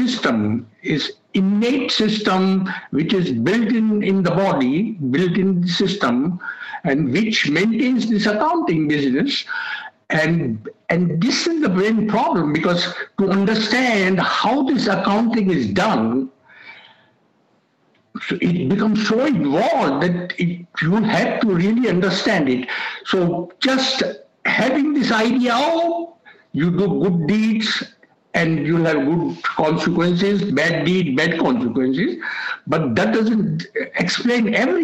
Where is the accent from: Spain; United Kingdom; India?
India; moved away as an adult; I came from India